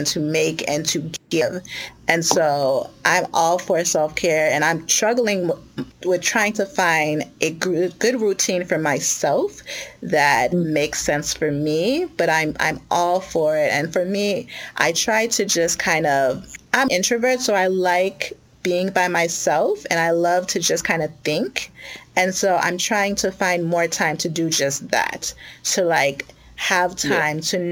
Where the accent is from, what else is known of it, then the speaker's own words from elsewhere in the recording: United States; I grew up in the suburbs and I'm also Ghanaian American.